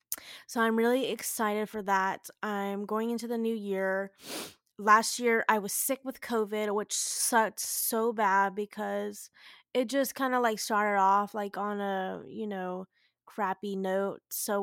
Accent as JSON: {"language": "English", "region": "the South", "country": "United States", "tie": "born or raised there", "said": "I grew up down in the South, went to school down in the South, literally lived out by the beach and everything."}